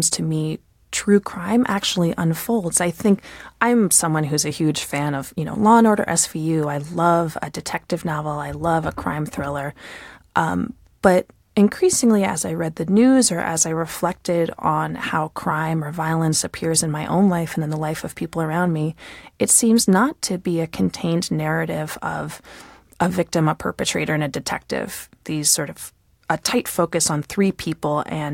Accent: United States; as an American

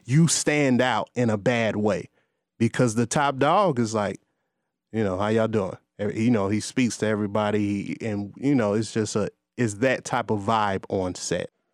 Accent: Gary, Indiana, United States; moved away as an adult; now in Atlanta, United States; I grew up going to a performance arts school in Gary

